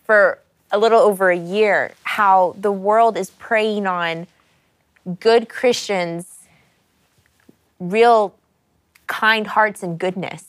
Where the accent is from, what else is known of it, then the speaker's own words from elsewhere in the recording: United States; I grew up in America